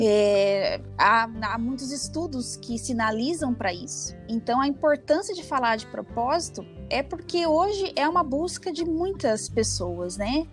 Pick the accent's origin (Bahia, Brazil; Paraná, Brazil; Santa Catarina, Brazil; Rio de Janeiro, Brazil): Paraná, Brazil; interior of; moved away as an adult; now in Curitiba, Brazil; Vim do interior do Paraná, nasci no interior do Paraná, né? É, fiz uma, uma, uma, trajetória aí é, de formação primeiro no interior do Paraná e vim para Curitiba